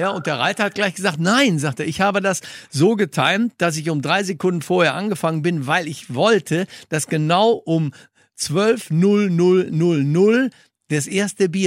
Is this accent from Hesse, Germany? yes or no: no; Bochum, North Rhine-Westphalia, Germany; Wir hatten früher Bitte? einen Wirt bei uns in der, meiner Heimatstadt Bochum